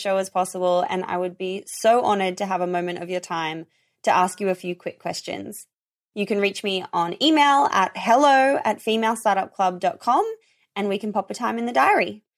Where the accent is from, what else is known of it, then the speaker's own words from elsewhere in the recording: Australia; being Australian.